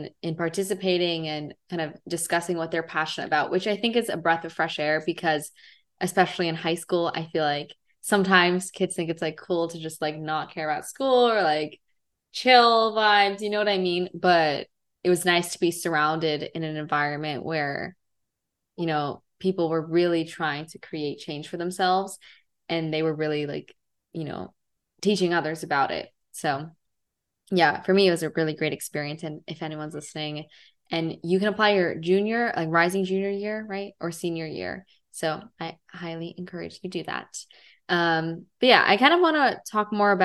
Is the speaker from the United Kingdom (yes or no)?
no; United States; I was born in America, but I'm, part Middle Eastern or Persian